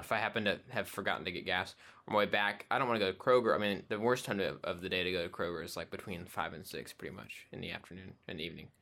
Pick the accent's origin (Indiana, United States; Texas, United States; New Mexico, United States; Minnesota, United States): Texas, United States; Abilene; moved away; when I was growing up in Abilene